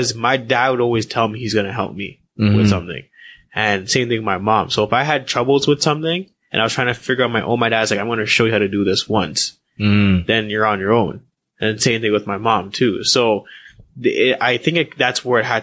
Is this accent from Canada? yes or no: yes; Whitby, Ontario, Canada; also born or lived in Scarborough, Ontario; I grew up predominantly in Durham region, Whitby.